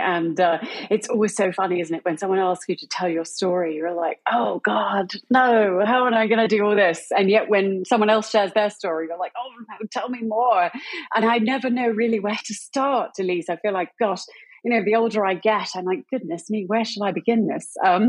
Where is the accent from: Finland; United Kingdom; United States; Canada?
United Kingdom; accent: British; I'm British, if you haven't gathered that from my accent yet. It does waver a little bit.